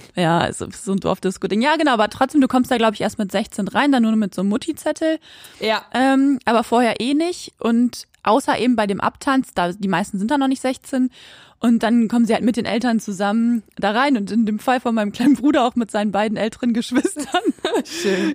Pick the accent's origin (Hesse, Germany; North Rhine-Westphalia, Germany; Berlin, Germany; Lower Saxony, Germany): Lower Saxony, Germany; Quakenbrück; bei uns in Quakenbrück, da wo ich auch aufgewachsen bin